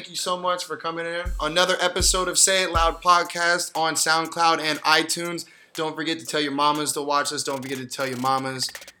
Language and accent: English; Arizona, United States; I'm from Arizona